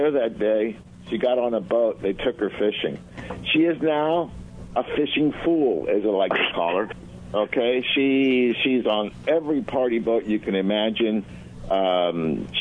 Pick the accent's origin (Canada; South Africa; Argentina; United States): Argentina; moved away; I was born in Argentina, so I'm Latin.